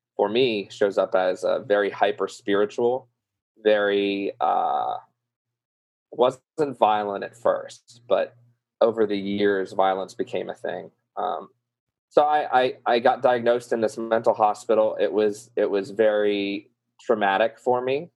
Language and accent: English; New Orleans, Louisiana, United States; accent: southern; I'm from New Orleans